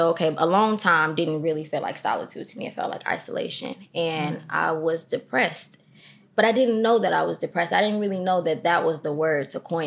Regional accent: Chicago, Illinois, United States; I am from Chicago, from the east side of Chicago. Not the avenues. I'm from South Shore.

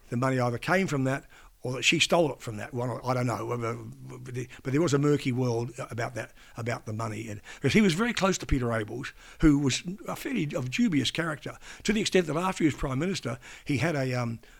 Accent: Australia; accent: Aussie; I'm a young Aussie journo

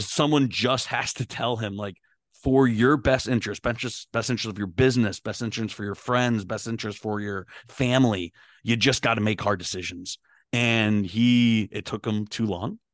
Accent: Pittsburgh, Pennsylvania, United States; I'm, I'm from Pittsburgh, um, was a Western P A everything fan

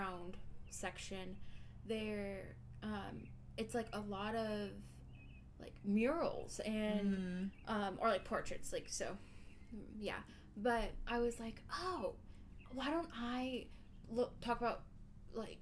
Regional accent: Anchorage, Alaska, United States; also born or lived in Fairbanks, Alaska; I'm originally from Anchorage, Alaska, which is in the south central region of Alaska

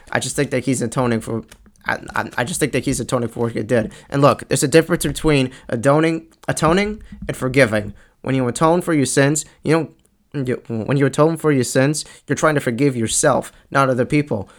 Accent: Long Island, New York, United States; I'm from Long Island, and and and I live a few towns like after Bethpage

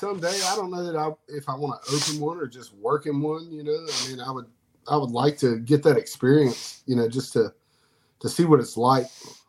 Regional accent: North Carolina, United States; also born or lived in Florida; I'm from North Carolina. I'm from North Carolina. We moved here when I was three. I was born in Florida, but we moved here when I was three.

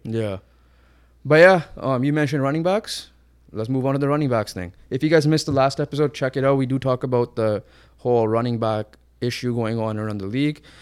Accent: Canada; we're Canadian and we have some Canadian pride

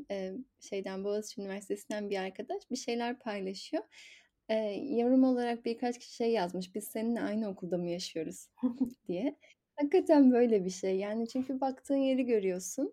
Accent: Zonguldak, Turkey; Ben de şey Zonguldak'ta doğdum büyüdüm

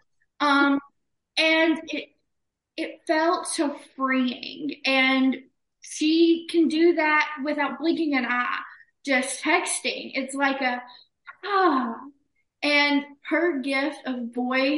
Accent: Alabama, United States; I am from Alabama

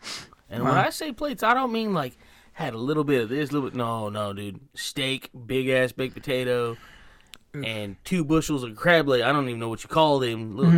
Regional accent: United States; we're fat American people.

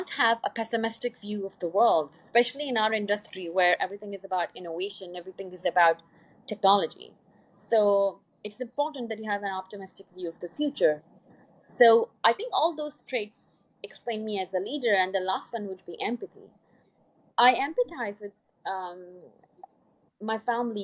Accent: Pakistan; moved away as an adult; also born or lived in Poland; I was from Pakistan

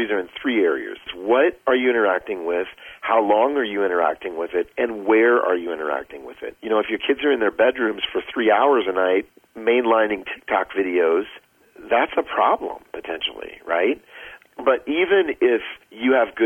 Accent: Iowa, United States; I grew up in Iowa

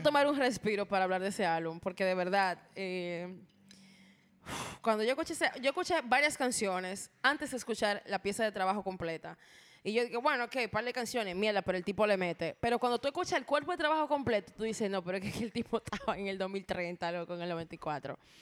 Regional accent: Dominican Republic; como buen dominicano

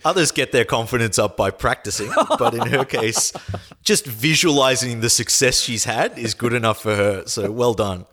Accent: Australia

